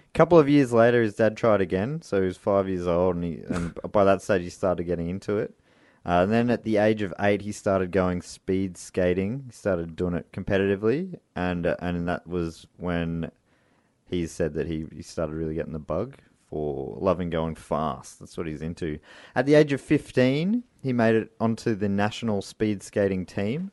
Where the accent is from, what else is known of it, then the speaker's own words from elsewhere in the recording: Australia; our country, Australia